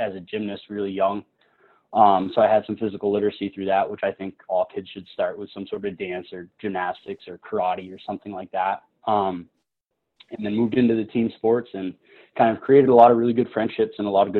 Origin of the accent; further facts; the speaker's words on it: New Hampshire, United States; also born or lived in Maine; I'm born and raised in New Hampshire, so I haven't really gone far